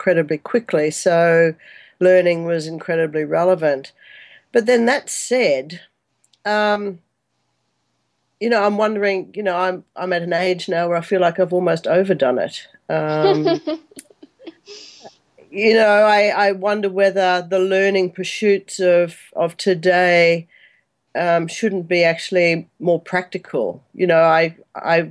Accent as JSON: {"language": "English", "town": "Brisbane", "region": "Queensland", "country": "Australia", "tie": "born or raised there", "also_born_or_lived": "Perth", "moved": "as an adult", "lives_now": "Singapore", "said": "I'm an Australian girl who grew up in Brisbane"}